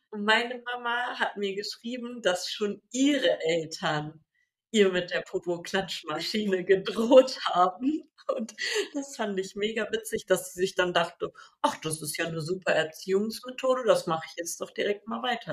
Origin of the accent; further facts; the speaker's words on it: Sarstedt, Lower Saxony, Germany; da, wo ich aufgewachsen bin, gab es so einen Feldweg, also von Saarstedt nach Abergen